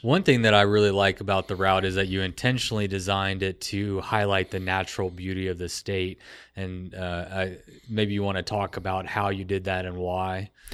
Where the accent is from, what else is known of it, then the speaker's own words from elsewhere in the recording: Texas, United States; I'm from Texas